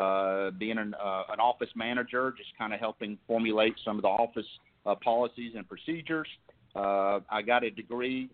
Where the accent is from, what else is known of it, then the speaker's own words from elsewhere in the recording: Alabama, United States; I'm originally from Alabama, and I am 46 years old